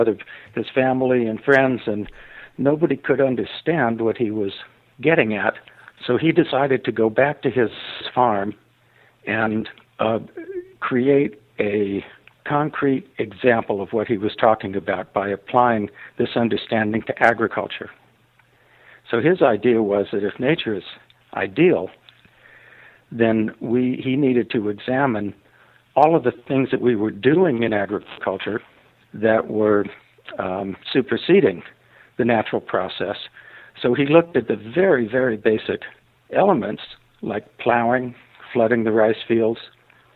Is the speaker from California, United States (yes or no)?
yes; Los Angeles, California, United States; moved away as an adult; now in Ashland, United States; I grew up in Los Angeles, so I was a completely city boy